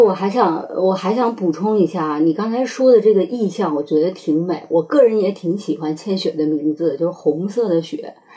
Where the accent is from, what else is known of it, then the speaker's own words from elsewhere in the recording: China; 我们中国人